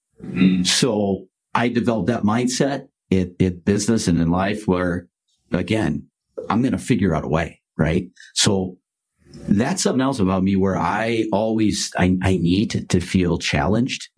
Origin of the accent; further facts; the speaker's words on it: Chicago, Illinois, United States; I grew up during the Michael Jordan era, mm-hmm. right, in Chicago.